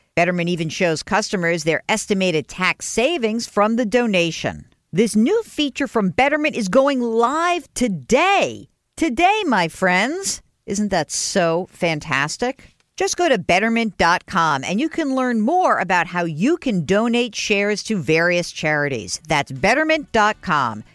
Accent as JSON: {"language": "English", "region": "New York", "country": "United States", "tie": "born or raised there", "said": "I grew up in New York"}